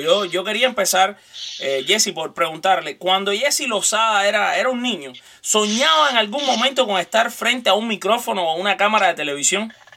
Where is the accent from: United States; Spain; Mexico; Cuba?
Cuba; también soy cubano